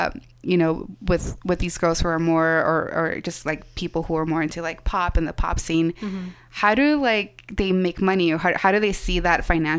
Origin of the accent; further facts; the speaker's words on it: California, United States; now in San Francisco, United States; I'm going to go back, because I'm also from SoCal. I'm like, I'm just going to go back to SoCal and see my parents for Outside Lands.